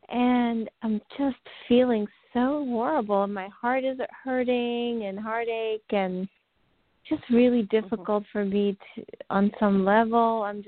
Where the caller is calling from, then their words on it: New York, United States; I'm calling in from New York.